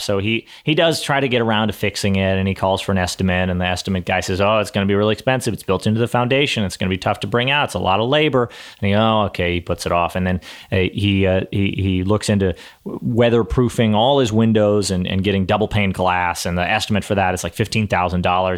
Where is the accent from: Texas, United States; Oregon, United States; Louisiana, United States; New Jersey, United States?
Texas, United States; I'm from Texas